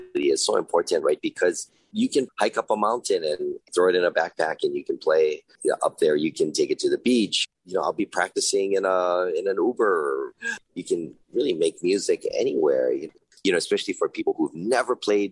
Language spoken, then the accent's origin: English; Hawaii, United States; all of my teachers growing up in Hawaii